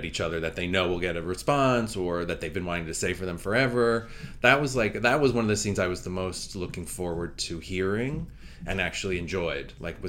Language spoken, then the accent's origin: English; Cranford, New Jersey, United States; moved away; also born or lived in New York City / Los Angeles; I'm from Cranford, New Jersey, which is exit 137 on the Garden State Parkway. I can see the skyline from the exit ramp, but it's about 40 minutes outside of New York City.